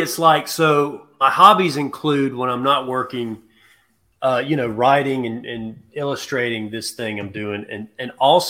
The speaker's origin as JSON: {"language": "English", "region": "South Carolina", "country": "United States", "also_born_or_lived": "Georgia", "moved": "yes", "lives_now": "Madison, Georgia, United States", "said": "I'm from South Carolina."}